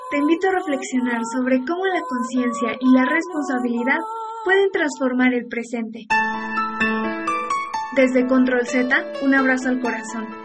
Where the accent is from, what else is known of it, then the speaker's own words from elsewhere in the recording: Sonora, Mexico; tengo 17 años y soy de Sonora.